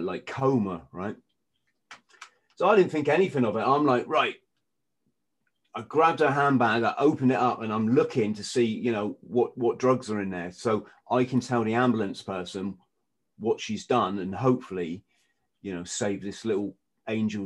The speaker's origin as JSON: {"language": "English", "region": "England", "country": "United Kingdom", "said": "I'm English"}